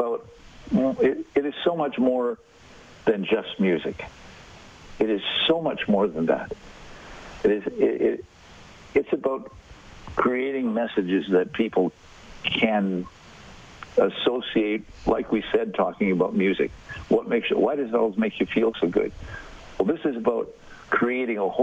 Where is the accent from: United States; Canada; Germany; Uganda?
Canada; Saskatchewan; I was born in Saskatchewan